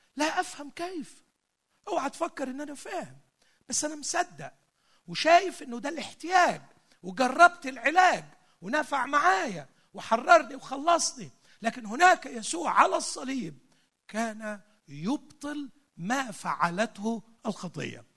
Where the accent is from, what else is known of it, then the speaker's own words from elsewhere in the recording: Egypt; عندنا في مصر